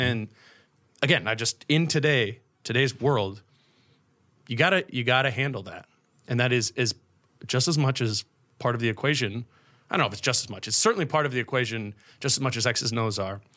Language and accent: English; Minnesota, United States; I grew up in Minnesota, I went to college in Minnesota